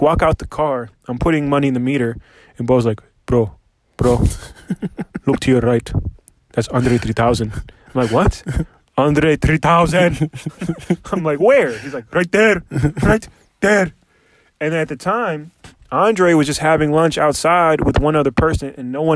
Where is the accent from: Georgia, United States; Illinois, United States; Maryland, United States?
Maryland, United States; Silver Spring; moved away as an adult; now in Los Angeles, United States; I'm from Silver Spring, blah, blah, blah, D.C.